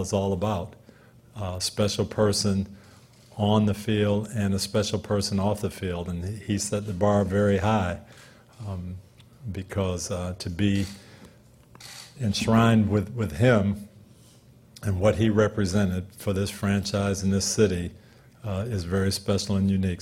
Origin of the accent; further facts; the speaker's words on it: Jackson, Michigan, United States; now in Tampa, United States; I was born in Jackson, Michigan